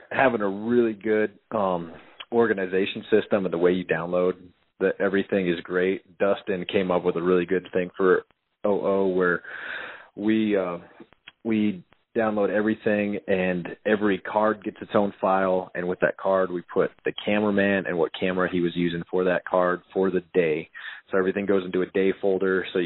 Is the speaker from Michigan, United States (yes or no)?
no; Powell, Wyoming, United States; I grew up in Powell.